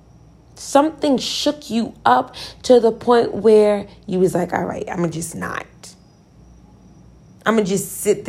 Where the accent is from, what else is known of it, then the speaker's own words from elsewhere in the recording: Virginia, United States; I'm from Virginia